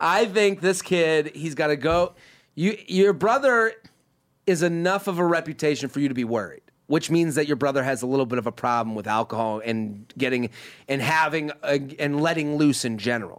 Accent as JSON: {"language": "English", "town": "Needham", "region": "Massachusetts", "country": "United States", "tie": "born or raised there", "moved": "yes", "said": "I'm literally sitting in my hometown. Probably, I'm from Needham, but uh, probably somewhere in the greater Boston area"}